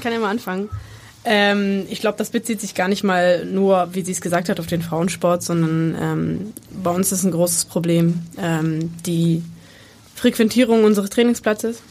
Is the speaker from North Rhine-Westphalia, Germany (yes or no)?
no; Bremen, Germany; moved away as an adult; now in Hamburg, Germany; ich bin gebürtige Bremerin, ich habe 25 Jahre in Bremen gelebt.